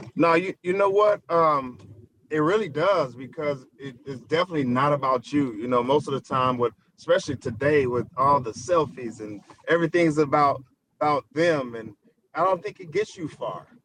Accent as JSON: {"language": "English", "town": "Pine Bluff", "region": "Arkansas", "country": "United States", "tie": "born or raised there", "moved": "yes", "said": "I'm from Pine Bluff, Arkansas"}